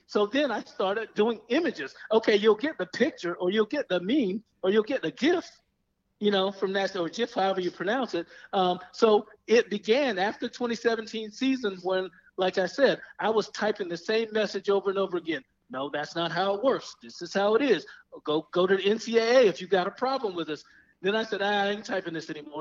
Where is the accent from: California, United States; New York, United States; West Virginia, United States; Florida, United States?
Florida, United States; Daytona Beach; also born or lived in Seattle / Texas; now in Orlando, United States; I'm from Daytona Beach uh, originally